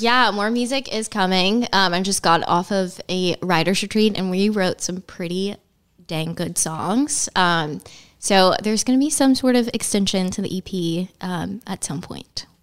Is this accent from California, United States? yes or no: no; Gardendale, Alabama, United States; moved away as an adult; now in Nashville, United States; I'm from Birmingham, but, um, actually from, like, a suburb of Birmingham. It's called Gardendale